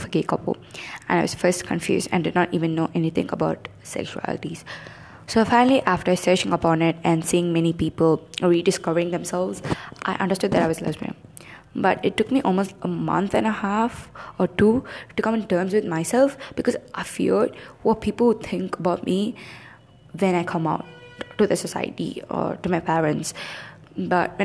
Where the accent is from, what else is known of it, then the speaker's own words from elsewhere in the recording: South India, India; growing up in South India